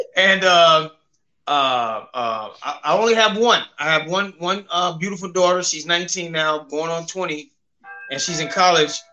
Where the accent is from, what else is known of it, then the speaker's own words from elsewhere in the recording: Memphis, Tennessee, United States; also born or lived in Cleveland, Ohio; I was born in Cleveland, Ohio, but mostly raised in Memphis